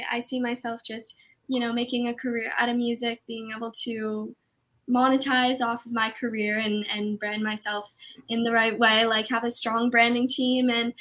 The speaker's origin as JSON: {"language": "English", "country": "Canada", "said": "I'm from Canada"}